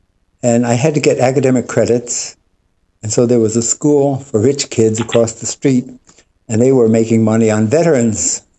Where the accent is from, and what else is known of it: Yonkers, New York, United States; born or raised there